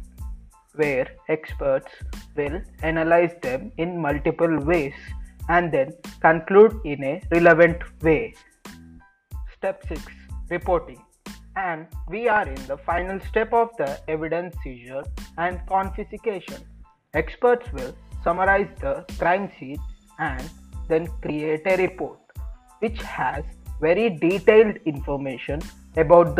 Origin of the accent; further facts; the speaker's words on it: Hyderabad, Telangana, India; I'm from Hyderabad, Telangana, where I was born and brought up.